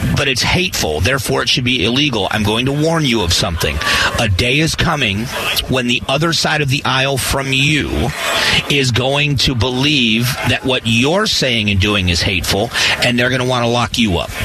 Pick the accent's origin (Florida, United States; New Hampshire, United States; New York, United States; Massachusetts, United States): Florida, United States; now in Phoenix, United States; I was very invested at home when I grew up in Florida in learning about the Miccosukee Seminole